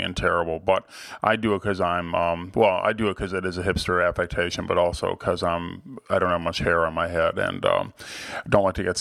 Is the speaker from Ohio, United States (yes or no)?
yes; Cleveland, Ohio, United States; my hometown museum, the Cleveland Museum of Art